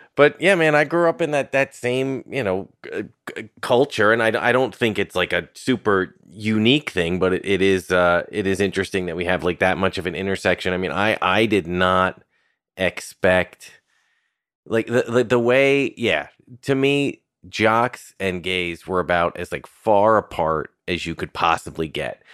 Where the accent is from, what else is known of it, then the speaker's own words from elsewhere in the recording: Irvington, New York, United States; I was born in eighty-two and I grew up in Westchester.